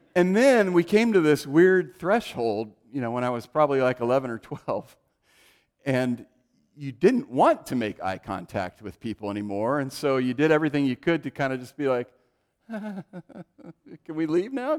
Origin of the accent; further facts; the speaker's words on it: Oregon, United States; also born or lived in California; we moved from California to Oregon when I was five